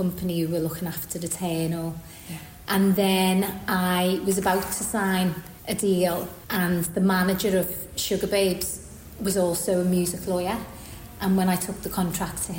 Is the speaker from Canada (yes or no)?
no; Liverpool, North West England, United Kingdom; moved away as an adult; now in London, United Kingdom; I grew up in Liverpool, obviously, by the accent